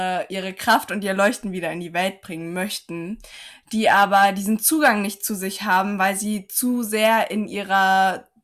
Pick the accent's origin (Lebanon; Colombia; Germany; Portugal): Germany; Saarland; ich komme aus dem Saarland, aus dem wunderschönen Saarland.